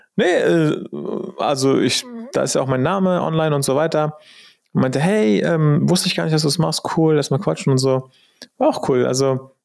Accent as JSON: {"language": "German", "country": "Germany", "said": "als Deutscher"}